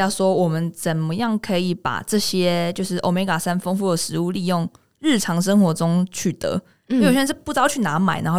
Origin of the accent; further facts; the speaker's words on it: Taiwan; 我们台湾人的饮食